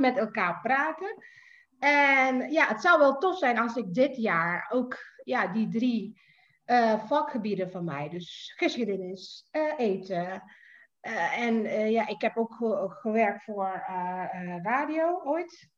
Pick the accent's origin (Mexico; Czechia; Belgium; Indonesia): Indonesia; Jakarta; moved away as an adult; also born or lived in Leiden, Netherlands; now in Netherlands; Ik ben geboren en getogen in Jakarta, inderdaad. Ik ben dus hier eh, komen wonen in 2007